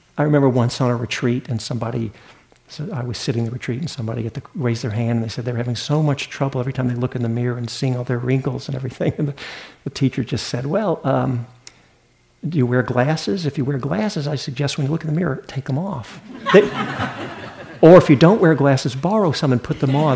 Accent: the South, Southern United States, United States; accent: Southern; moved away; I didn't grow up in New England. I'm a Southern boy. Maybe you can hear that in my accent

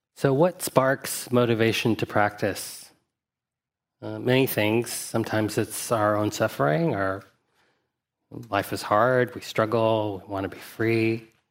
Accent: Huntsville, Alabama, United States; I grew up in Huntsville, Alabama.

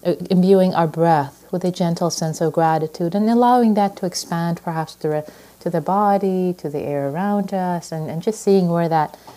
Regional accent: Iran; now in United States; I was born in Iran, and when I came to this country years and years ago

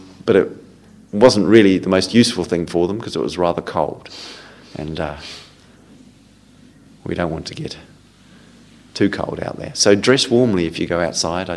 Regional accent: New Zealand; moved away; I come from New Zealand. We call them jerseys in New Zealand

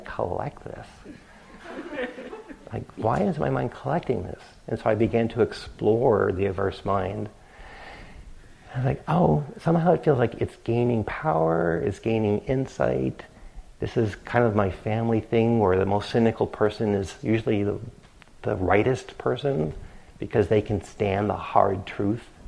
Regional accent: New England, United States; growing up in New England

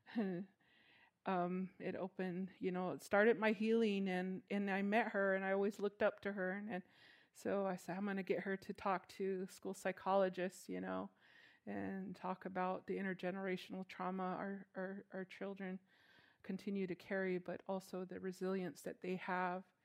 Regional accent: Chinle, Arizona, United States; now in Kayenta, United States; I'm originally from Chinle, Arizona, which is Canyon de Chelly

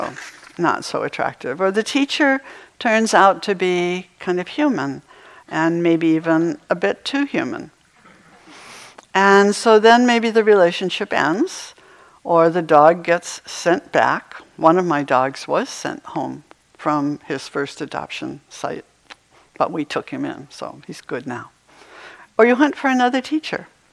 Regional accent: Maine, United States; moved away; I used to have snow days when I was growing up in Maine

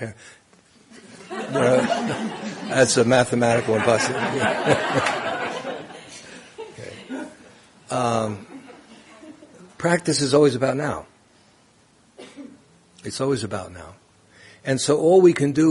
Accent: New York City, New York, United States; Growing up in Brooklyn

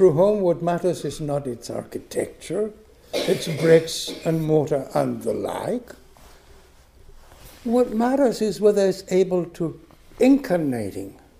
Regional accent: Buenos Aires, Argentina; moved away as an adult; also born or lived in Michigan, United States; my parents' home in Buenos Aires, where I grew up in Argentina

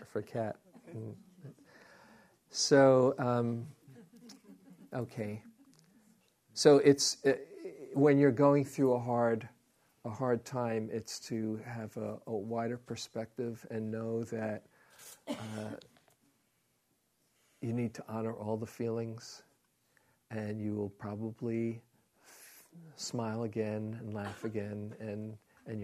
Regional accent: New York City, New York, United States; moved away; I was from Queens

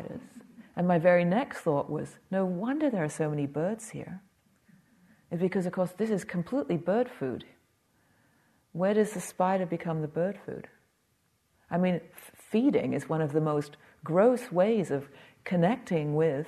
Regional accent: England, United Kingdom; being English

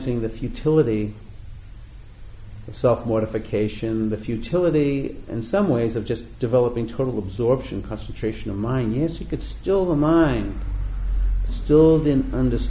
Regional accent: New England, United States; growing up in the East Coast in New England

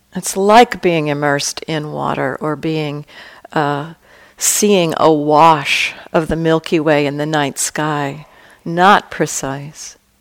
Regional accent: California, United States; I come from California

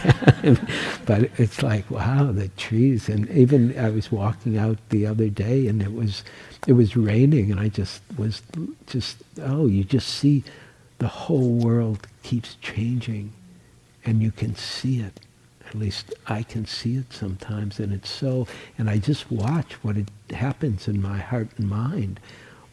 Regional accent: Detroit, Michigan, United States; also born or lived in New York; now in San Francisco, United States; I was born in Detroit, and I upgraded to New York

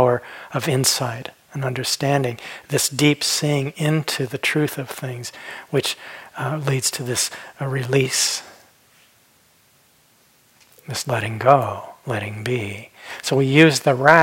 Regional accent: Phoenix, Arizona, United States; When I was a kid, I grew up in Phoenix, Arizona, and we didn't have rivers.

